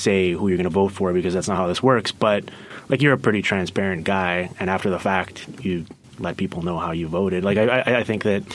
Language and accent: English; Pacific Northwest, United States; we're both from the Pacific Northwest